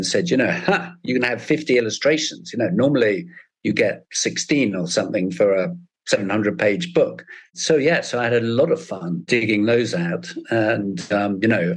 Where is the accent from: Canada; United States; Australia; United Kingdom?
United Kingdom; I'm British as well